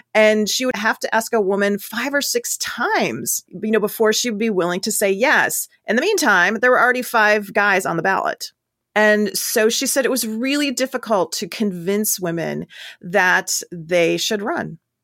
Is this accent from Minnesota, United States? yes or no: yes; Minnesota, United States; moved away; also born or lived in Ohio; I'm originally from Minnesota